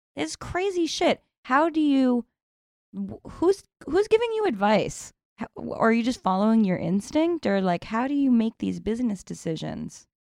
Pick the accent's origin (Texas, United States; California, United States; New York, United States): New York, United States; New York City; I grew up here in New York City